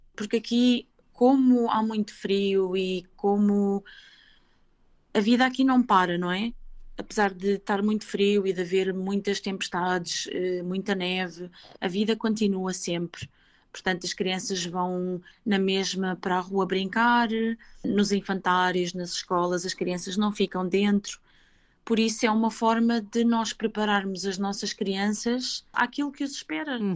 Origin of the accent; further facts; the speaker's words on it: Portugal; moved away as an adult; also born or lived in Switzerland; now in Reykjavik, Iceland; eu saí de Portugal em 2003. Eh, na altura, eu tinha 19 eh, anos